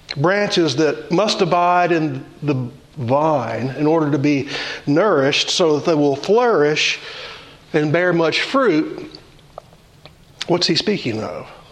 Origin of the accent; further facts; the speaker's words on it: Louisiana, United States; I grew up in Louisiana, and my grandmother had fig trees in her yard